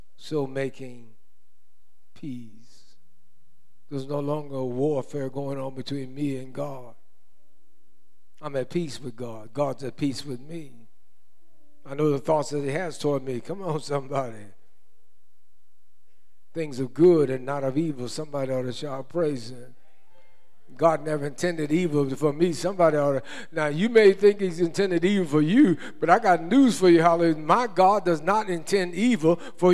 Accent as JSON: {"language": "English", "country": "United States", "tie": "born or raised there", "said": "When I was born in the United States of America, I became a United States of America citizen"}